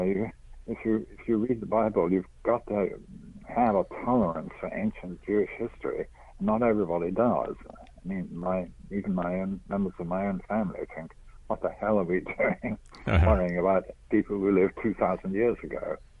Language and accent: English; England, United Kingdom; now in United States; I am originally English